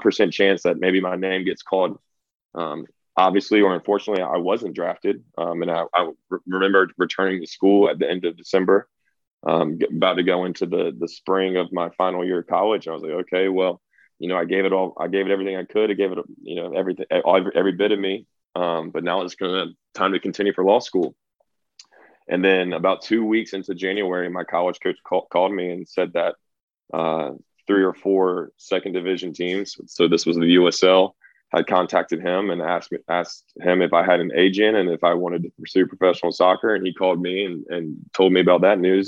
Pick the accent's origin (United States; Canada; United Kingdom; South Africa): United States; Raleigh, North Carolina; moved away as an adult; now in Sundsvall, Sweden; I grew up in Raleigh, North Carolina